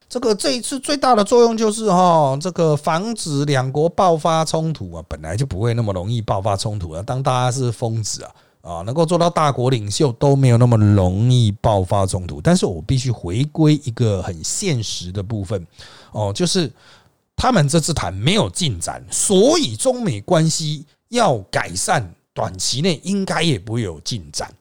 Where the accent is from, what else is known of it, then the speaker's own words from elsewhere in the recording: Taiwan; 我们台湾人